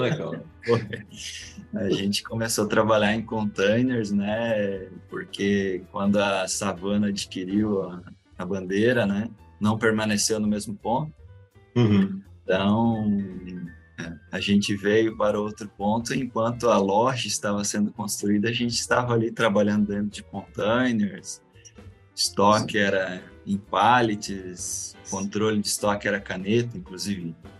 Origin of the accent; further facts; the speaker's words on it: Joinville, Santa Catarina, Brazil; sou natural de Joinville mesmo. Nasci, cresci aqui. Nunca mudei